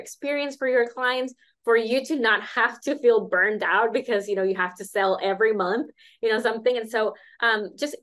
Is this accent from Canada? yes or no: no; Nicaragua; also born or lived in United States; I come from Nicaragua